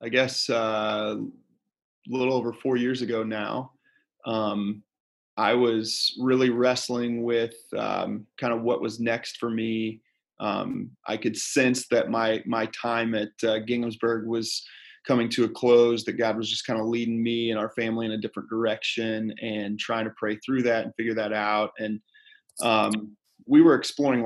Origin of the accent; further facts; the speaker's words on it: Fort Wayne, Indiana, United States; moved away as an adult; also born or lived in Dayton; now in Fort Wayne, United States; I grew up in Fort Wayne